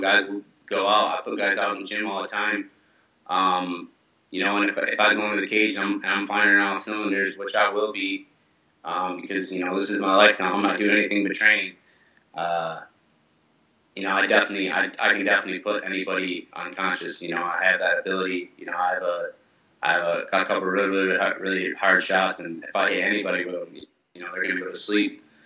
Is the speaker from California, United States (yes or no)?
no; Grand Rapids, Michigan, United States; my hometown in Grand Rapids